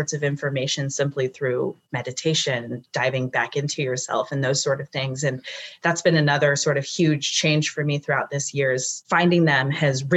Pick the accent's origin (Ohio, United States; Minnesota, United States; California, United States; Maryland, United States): California, United States; also born or lived in South Lake Tahoe; I'm from California